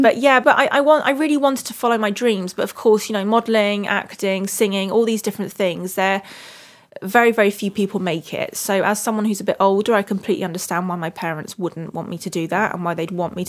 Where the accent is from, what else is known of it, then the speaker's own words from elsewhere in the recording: United Kingdom; I love being British most of the time. I love fish and chips, roast dinners, tea.